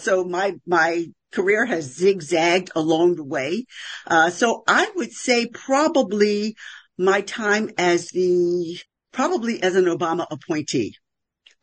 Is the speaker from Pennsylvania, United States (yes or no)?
yes; Philadelphia, Pennsylvania, United States; I'm from West Philadelphia